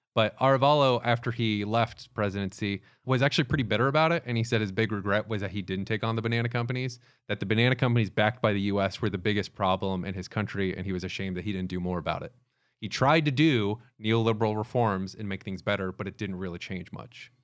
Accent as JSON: {"language": "English", "town": "Tampa", "region": "Florida", "country": "United States", "tie": "born or raised there", "said": "Growing up in Florida"}